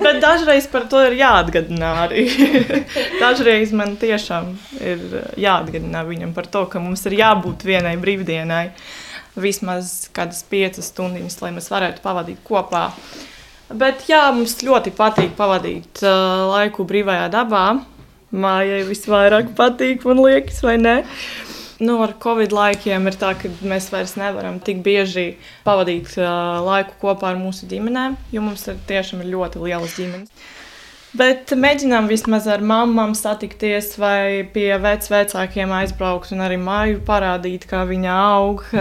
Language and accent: Latvian; Latvia; mēs jau tā kā piedzimām Latvijā